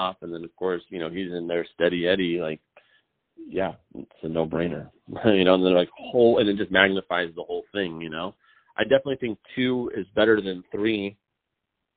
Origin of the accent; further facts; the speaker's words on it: Richland, Washington, United States; Richland High School in Richland, Washington